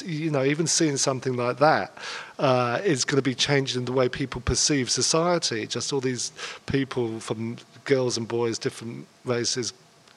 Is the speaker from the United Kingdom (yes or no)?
yes; London, United Kingdom; I was born in London, and I kind of lived around Hampstead and Golders Green. We kind of moved around a lot in North London. So I was kind of brought up there, and I went to school in Hampstead